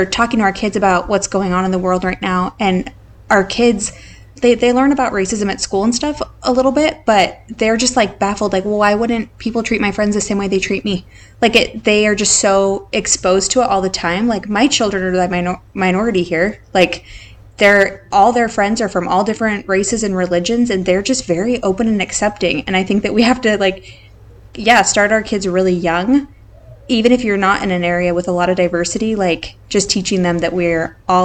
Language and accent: English; Idaho, United States; now in San Antonio, United States; we grew up in Idaho